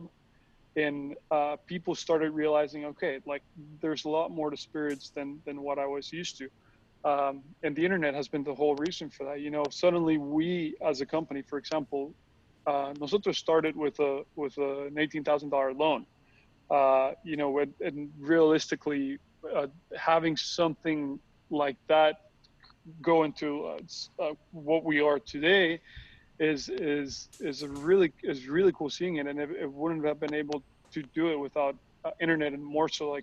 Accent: Costa Rica; now in California, United States; I'm originally from Costa Rica, so I was born and raised over there, and then I moved to California

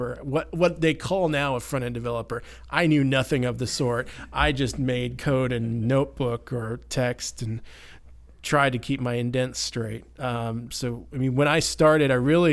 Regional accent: Carrollton, Texas, United States; now in Denton, United States; my hometown of Carrollton. I grew up in Carrollton, actually

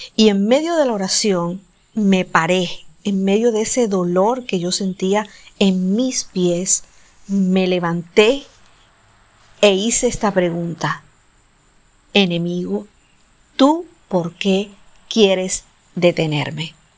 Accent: Colombia; viajé de mi ciudad natal a la capital del país, a Bogotá

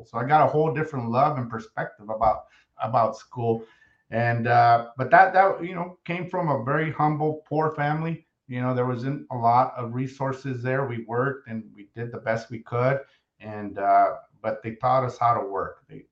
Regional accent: San Martin, California, United States; born or raised there; first language Spanish; English is a second language; also born or lived in Los Angeles

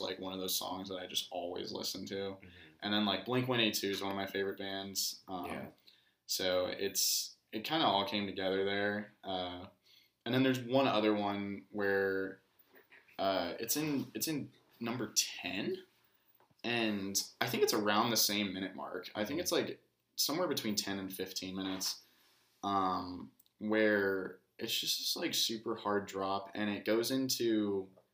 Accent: Katy, Texas, United States; also born or lived in College Station, Texas; growing up in Katy

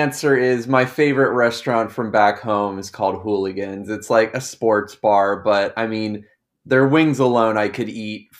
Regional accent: Daytona Beach, Florida, United States; also born or lived in Gainesville; I'm from Daytona Beach, actually.

